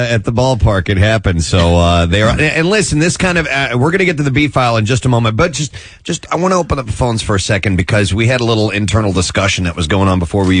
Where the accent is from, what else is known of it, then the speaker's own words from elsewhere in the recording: St. Louis, Missouri, United States; moved away; when I was a kid growing up in St. Louis.